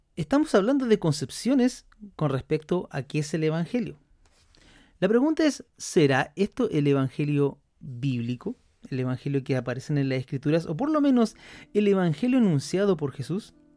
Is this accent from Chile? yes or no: yes; Chile; aquí en Chile, donde, de donde yo soy